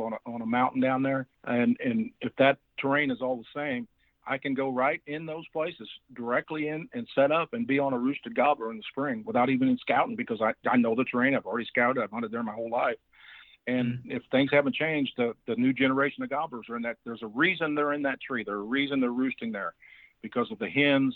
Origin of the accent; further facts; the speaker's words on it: Iron County, Missouri, United States; where I grew up in Iron County